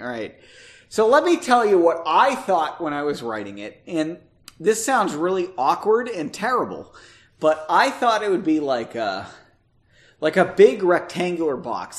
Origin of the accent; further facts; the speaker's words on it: United States; as an American citizen